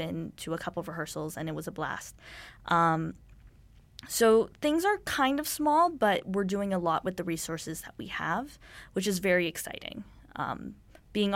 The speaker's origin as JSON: {"language": "English", "town": "Dallas", "region": "Texas", "country": "United States", "moved": "as an adult", "lives_now": "Vancouver, Canada"}